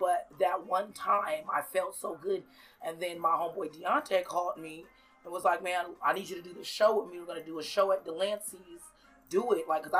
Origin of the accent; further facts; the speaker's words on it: Seattle, Washington, United States; I am from Seattle, yes, definitely.